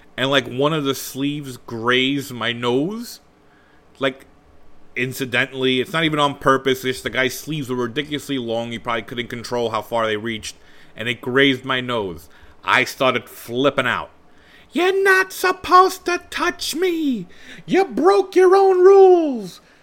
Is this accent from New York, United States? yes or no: yes; New York City, New York, United States; we grew up in Bensonhurst